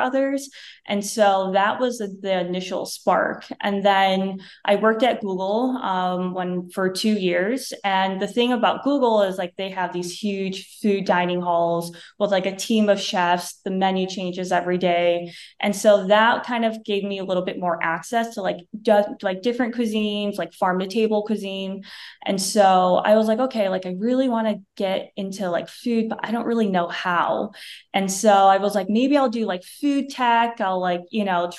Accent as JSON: {"language": "English", "town": "Johnson City", "region": "New York", "country": "United States", "tie": "born or raised there", "also_born_or_lived": "Vietnam / Paris", "first_language": "Vietnamese", "second_language": "English", "moved": "as an adult", "lives_now": "Los Angeles, United States", "said": "when I was younger, we grew up in the Vietnamese town called Johnson City."}